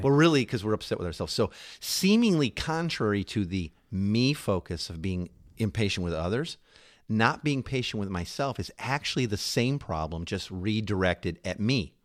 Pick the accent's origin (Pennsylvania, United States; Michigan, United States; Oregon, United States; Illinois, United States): Illinois, United States; Chicago; moved away; also born or lived in New York; we're you know, originally from Chicago, but we were living in New York at the time.